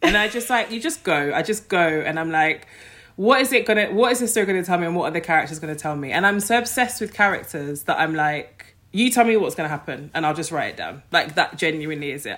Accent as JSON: {"language": "English", "region": "London", "country": "United Kingdom", "tie": "born or raised there", "said": "I grew up in Streatham"}